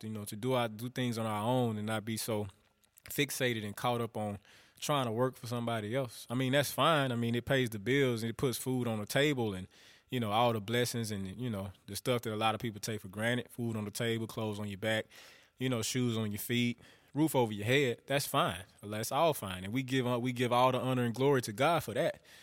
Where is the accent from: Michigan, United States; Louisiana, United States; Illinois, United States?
Louisiana, United States; northern; I'm from the South. I'm from Louisiana. I'm from up north, though.